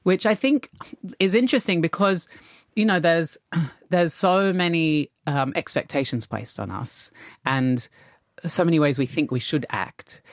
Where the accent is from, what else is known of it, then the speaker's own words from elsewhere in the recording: Australia; growing up in Australia